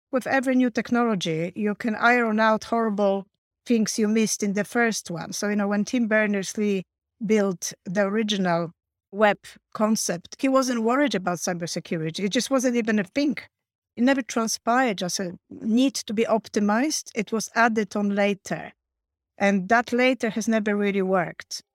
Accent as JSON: {"language": "English", "country": "Poland", "also_born_or_lived": "Warsaw, Poland", "moved": "as an adult", "lives_now": "United Kingdom", "said": "I came from Poland, so I learned my tech at, uh, Warsaw University when I was studying, uh, linguistics"}